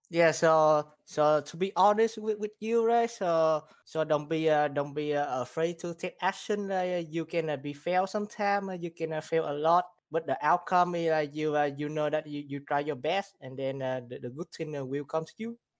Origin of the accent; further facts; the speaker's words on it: Vietnam; now in Houston, United States; I'm from, uh, Vietnam, and then, uh, I, I've been here, uh, in the U S, uh, for, for two thousand ten